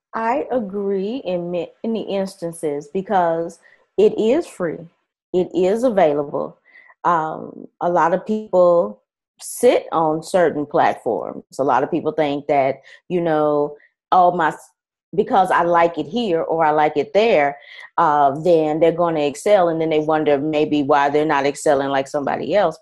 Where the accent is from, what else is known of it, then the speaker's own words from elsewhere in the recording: Nashville, Tennessee, United States; moved away; also born or lived in California / Alabama / Colorado; I am from Nashville, Tennessee. I have also been, uh, lived in California as well as Alabama and Colorado